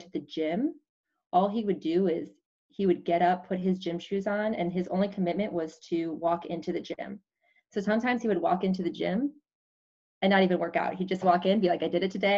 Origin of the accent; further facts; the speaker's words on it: Wisconsin, United States; I grew up, I'm from Wisconsin